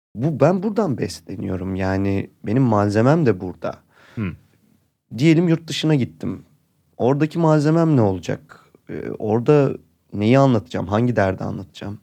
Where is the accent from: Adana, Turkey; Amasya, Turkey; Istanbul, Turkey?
Istanbul, Turkey; Burada doğdum, büyüdüm